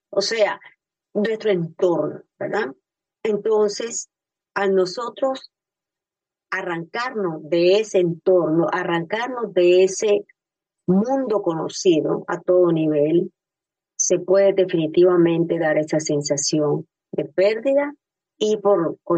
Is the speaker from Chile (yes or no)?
no; Nicaragua; now in Miami, United States; yo vivo en Miami y yo emigré, yo soy nicaragüense, así como vos, compatriota